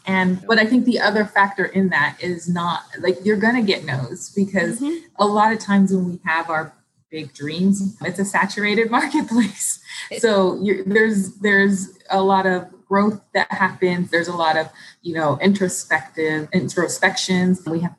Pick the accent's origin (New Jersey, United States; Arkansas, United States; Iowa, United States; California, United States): California, United States; Los Angeles; because we grew up in Los Angeles and our family was on the East Coast.